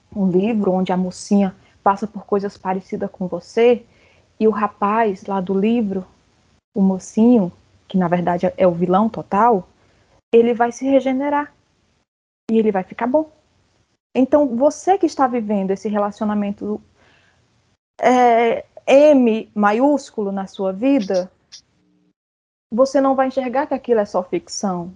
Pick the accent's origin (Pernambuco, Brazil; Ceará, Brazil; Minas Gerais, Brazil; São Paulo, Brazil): Ceará, Brazil; eu sou cearense